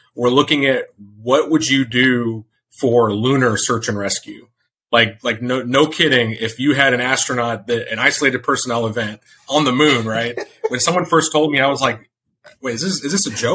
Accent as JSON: {"language": "English", "area": "Hill Country, just north of San Antonio", "region": "Texas", "country": "United States", "tie": "born or raised there", "moved": "yes", "said": "I grew up in the Hill Country, just north of San Antonio"}